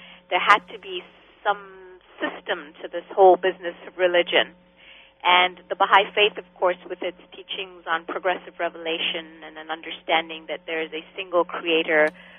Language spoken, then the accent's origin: English; Kenya; also born or lived in England / Israel; Well, growing up in Kenya, which was a Christian country, I was exposed to Christian teachings. I went to Christian schools. I went to churches.